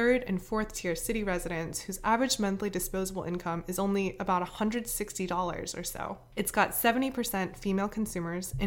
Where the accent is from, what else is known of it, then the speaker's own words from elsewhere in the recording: Atlanta, Georgia, United States; now in San Francisco, United States; also based in San Francisco, although I'm originally from Atlanta